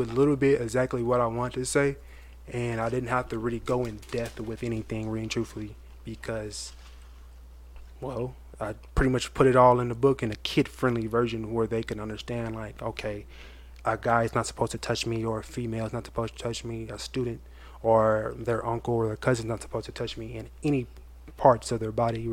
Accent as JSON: {"language": "English", "town": "Fort Worth", "region": "Texas", "country": "United States", "said": "from Fort Worth."}